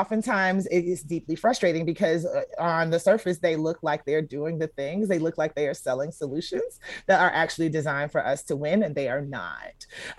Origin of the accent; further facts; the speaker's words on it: Atlanta, Georgia, United States; I grew up in Atlanta. I'm an Atlanta Public School graduate. Georgia Tech graduate.